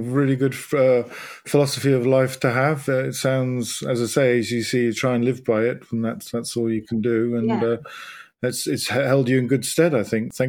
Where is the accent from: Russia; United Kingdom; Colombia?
United Kingdom; as being British